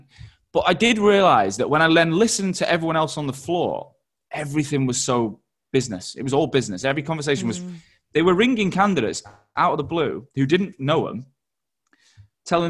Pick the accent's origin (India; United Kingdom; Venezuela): United Kingdom; Manchester, North West England; also born or lived in Australia; now in London, United Kingdom; I'd lived in Australia and I'm from Manchester and I live in London